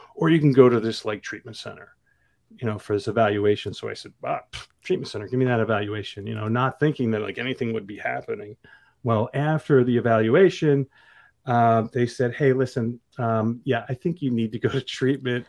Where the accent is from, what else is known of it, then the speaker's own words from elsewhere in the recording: New Jersey, United States; I grew up thirty minutes outside of New York City in, in North Jersey.